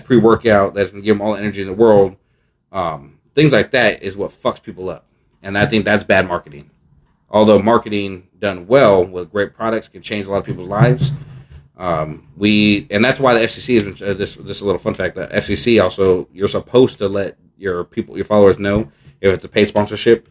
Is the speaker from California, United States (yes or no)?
yes; San Leandro, California, United States; ask me where we're from, and I say San Leandro